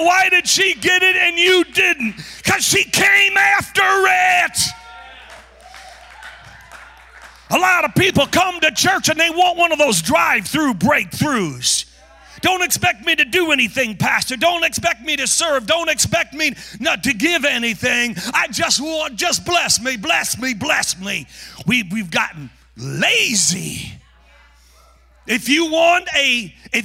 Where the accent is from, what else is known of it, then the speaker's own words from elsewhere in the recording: North Carolina, United States; moved away; also born or lived in Tulsa, Oklahoma; I'm from North Carolina